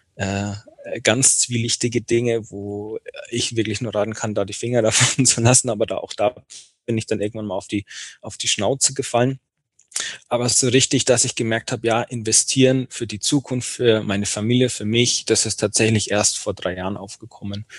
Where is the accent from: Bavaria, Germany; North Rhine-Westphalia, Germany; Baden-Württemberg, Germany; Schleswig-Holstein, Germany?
Bavaria, Germany; Bayreuth; in meiner Geburtsstadt in Bayreuth